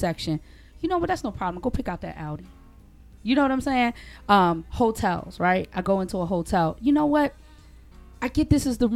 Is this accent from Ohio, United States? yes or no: no; Baltimore, Maryland, United States; moved away as an adult; also born or lived in Georgia; when I first moved to Georgia, because that was the first place I ever lived outside of Baltimore